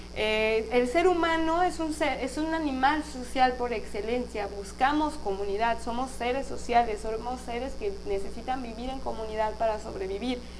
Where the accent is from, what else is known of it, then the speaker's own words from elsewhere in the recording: Guadalajara, Jalisco, Mexico; nací en Guadalajara